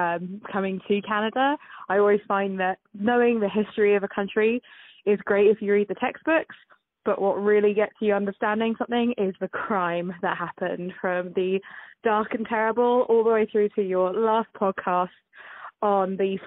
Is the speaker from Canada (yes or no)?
no; United Kingdom; seeing as I am British, I thought I'd bring in a little bit of diversity to this